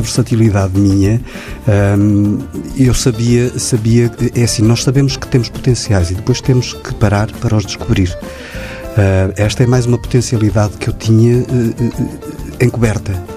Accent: Guimarães, Norte, Portugal; eu sou português, uh, sou de Guimarães

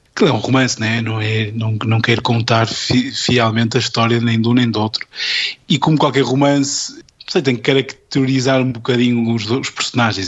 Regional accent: Porto, Norte, Portugal; estava nas belas artes do, do, do Porto, onde, de onde sou e de onde, onde, onde estudei

